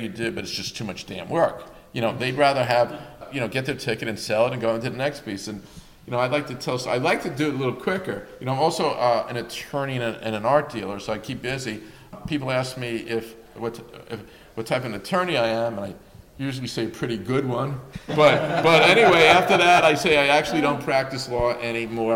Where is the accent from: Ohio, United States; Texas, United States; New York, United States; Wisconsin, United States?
New York, United States; Mount Vernon; I grew up in Mount Vernon, which is known for its basketball